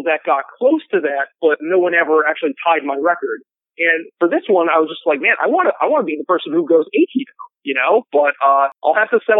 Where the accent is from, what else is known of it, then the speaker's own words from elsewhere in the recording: Elk River, Minnesota, United States; I was born in a smallish town called Elk River. It's 45 minutes north of the Twin Cities in Minnesota.